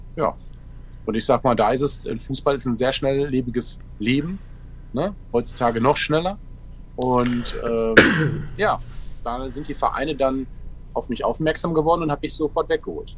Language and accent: German; Ruhr area, North Rhine-Westphalia, Germany; Ich komme ja direkt aus dem Ruhrgebiet